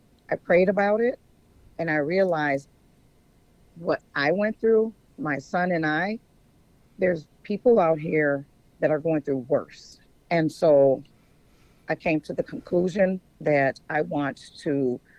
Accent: Minnesota, United States; moved away as an adult; also born or lived in Atlanta, Georgia; I'm from Minnesota, and I went to Atlanta, Georgia, and had my sons

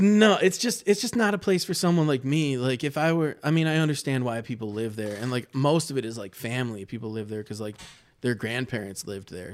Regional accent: Livonia, Michigan, United States; now in Ann Arbor, United States; I grew up in Livonia, which is, like, one of my least favorite places on the planet

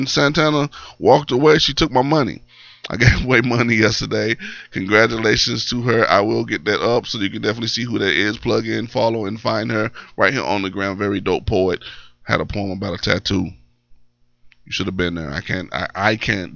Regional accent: Columbia, Tennessee, United States; I'm from Columbia, I'm a Lion

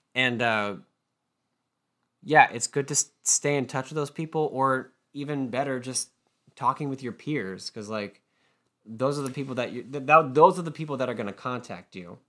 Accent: Massachusetts, United States; also born or lived in Savannah, Georgia; I am from Massachusetts, but I went to school and for two years in Savannah, Georgia

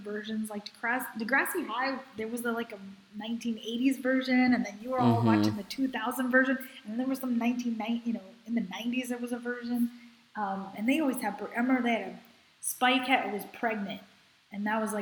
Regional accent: New York, United States; I'm from New York

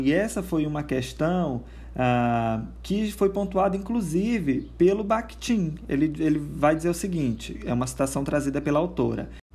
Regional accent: Brazil; do nosso português brasileiro

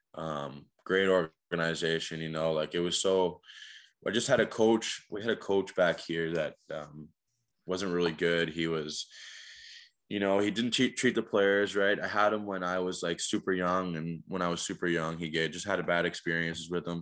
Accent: Niagara Falls, Ontario, Canada; growing up in Niagara Falls

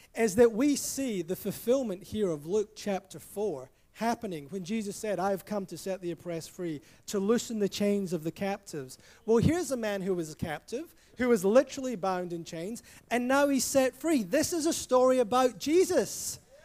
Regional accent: Scotland, United Kingdom; I grew up in Scotland

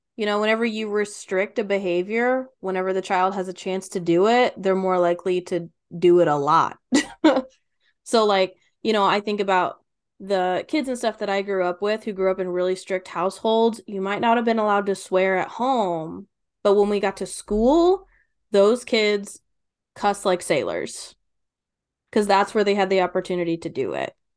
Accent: Kentucky, United States; I'm from Kentucky

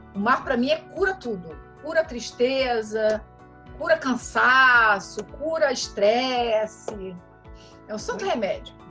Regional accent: Rio de Janeiro, Brazil; moved away as an adult; also born or lived in São Paulo / Netherlands / France; eu sou carioca, já morei em São Paulo, mas fico no Rio de Janeiro

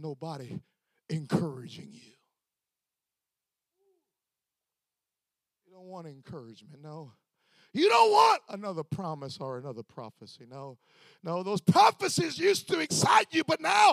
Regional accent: Florida, United States; I'm just from Florida.

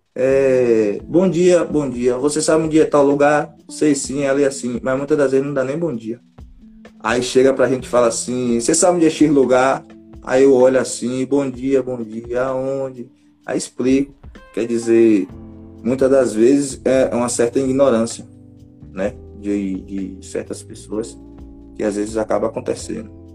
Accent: Feira de Santana, Bahia, Brazil; Sou da cidade de Feira de Santana, daqui da Bahia

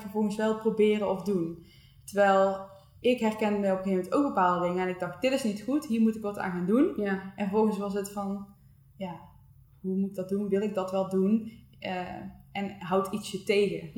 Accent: Breda, North Brabant, Netherlands; moved away as an adult; also born or lived in Eindhoven; we komen alle twee uit Breda

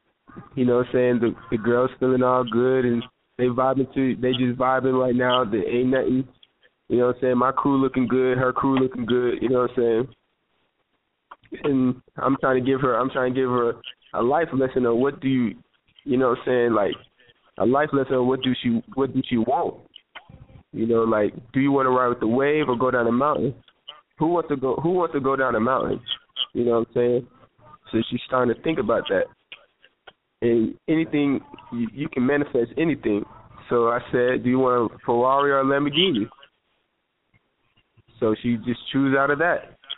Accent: Georgia, United States; also born or lived in Lawrenceville; We've been everywhere, all over Georgia, so really, I was born in Lawrenceville, in Gwinnett. But from there, I was just moving place to place.

